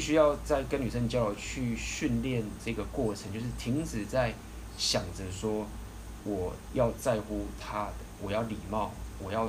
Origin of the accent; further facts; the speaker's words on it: Taiwan; 以我们台湾人的话